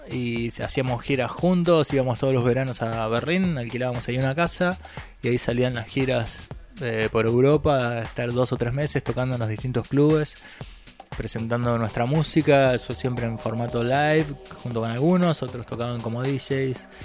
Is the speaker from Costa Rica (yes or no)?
no; Córdoba, Argentina; now in Buenos Aires, Argentina; yo que vine de Córdoba, en ese momento estaba estudiando en Córdoba, me vine para acá a Buenos Aires